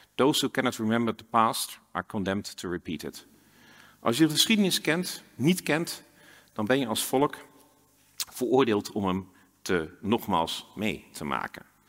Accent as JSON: {"language": "Dutch", "area": "Twente", "region": "Overijssel", "country": "Netherlands", "tie": "born or raised there", "also_born_or_lived": "Exeter, United Kingdom", "moved": "yes", "said": "Ik ben zelf opgegroeid in Twente"}